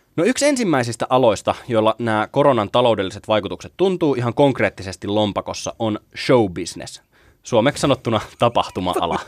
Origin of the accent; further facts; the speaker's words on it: Kouvola, Kymenlaakso, Finland; mä oon kotoisin Kouvolasta, enkä edes häpeä sitä